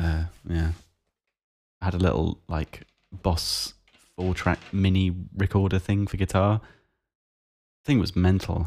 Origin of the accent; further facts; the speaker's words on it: South East England, United Kingdom; it's painfully obvious that I'm from the South East of England